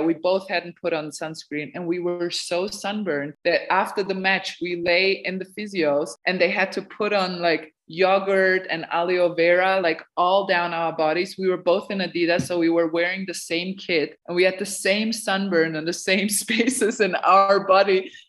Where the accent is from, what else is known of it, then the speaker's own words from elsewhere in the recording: Serbia; But Anna knew me because we're both like I'm originally from Serbia.